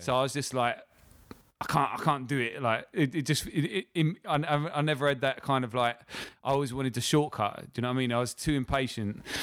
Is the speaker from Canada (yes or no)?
no; Lewes, South East England, United Kingdom; now in London, United Kingdom; I'm from a little town called Lewes